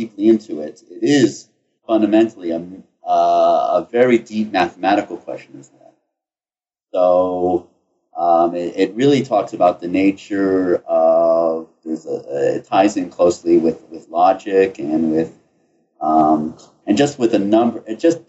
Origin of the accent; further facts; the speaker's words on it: United States; moved away as an adult; also born or lived in Ithaca, New York / Cambridge, Massachusetts / Chicago, Illinois; now in Atlanta, United States; I grew up in the New York City, New Jersey area